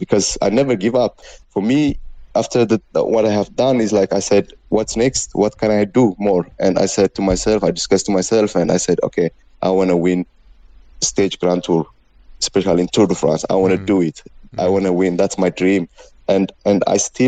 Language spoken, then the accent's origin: English; Ethiopia; English is a second language; moved away; I am from Africa. I from Ethiopia